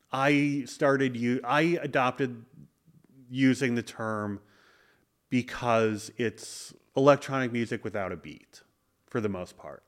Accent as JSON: {"language": "English", "town": "Madison", "region": "Wisconsin", "country": "United States", "tie": "born or raised there", "said": "grew up in Madison, Wisconsin"}